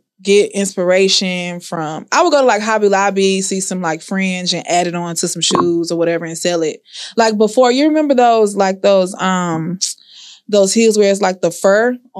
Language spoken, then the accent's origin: English; Houston, Texas, United States; I'm from Houston.